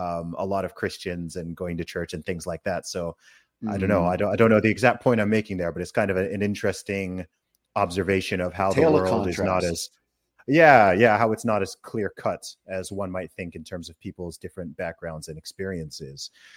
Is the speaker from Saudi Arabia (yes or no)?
yes; Saudi Arabia; I grew up in Saudi Arabia from the age of one. So, technically I was in a completely Islamic country, but I grew up very much in the faith and, going to church.